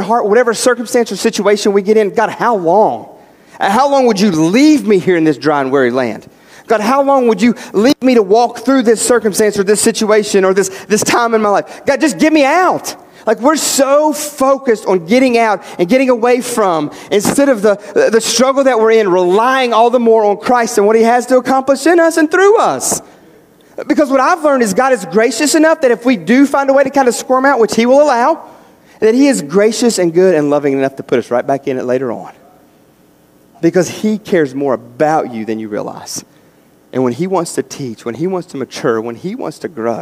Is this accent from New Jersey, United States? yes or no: no; West Virginia, United States; we grew up in West Virginia. We're out in the country